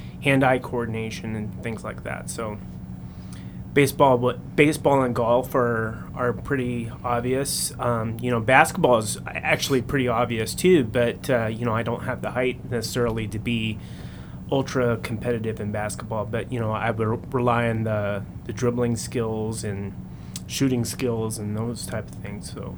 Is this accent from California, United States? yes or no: yes; Central California, United States; when I was growing up in Central California